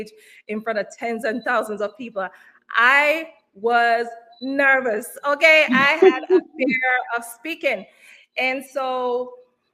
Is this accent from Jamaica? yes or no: yes; Kingston, Jamaica; now in United States; I was born and raised in Kingston, Jamaica. Came to the United States in 2000